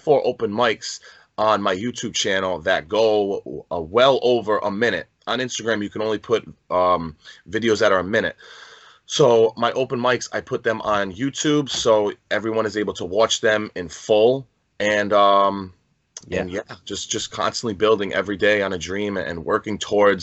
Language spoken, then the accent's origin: English; Rhode Island, United States; I'm from Rhode Island.